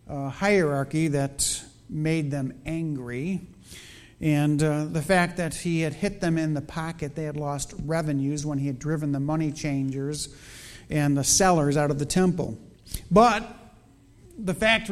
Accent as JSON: {"language": "English", "town": "Chicago", "region": "Illinois", "country": "United States", "tie": "born or raised there", "moved": "yes", "said": "I grew up in Chicago"}